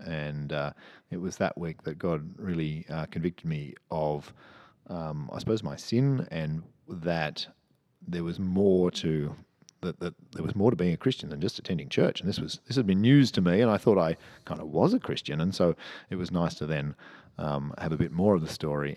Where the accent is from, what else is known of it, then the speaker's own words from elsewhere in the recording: Cheltenham, South West England, United Kingdom; I grew up in Cheltenham, which isn't far from here.